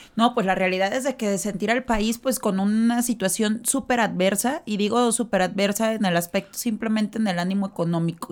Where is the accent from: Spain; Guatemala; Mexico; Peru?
Mexico; nosotros como tal, como mexicanos, el pueblo, es exageradamente católico